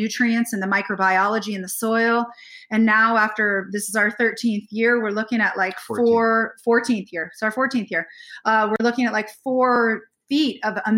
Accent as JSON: {"language": "English", "country": "United States", "also_born_or_lived": "Oregon", "moved": "as an adult", "lives_now": "Canada", "said": "as Americans"}